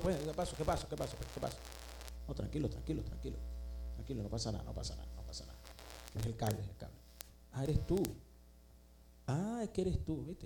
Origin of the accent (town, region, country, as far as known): Venezuela; moved away